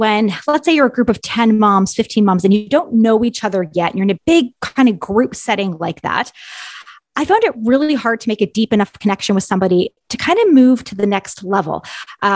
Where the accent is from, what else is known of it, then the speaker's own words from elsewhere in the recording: Ontario, Canada; moved away; I am from Ontario originally. So most of my family and extended family still lives in Ontario